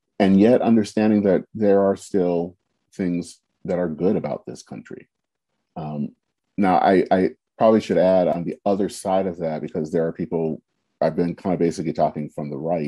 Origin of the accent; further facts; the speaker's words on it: United States; We are Americans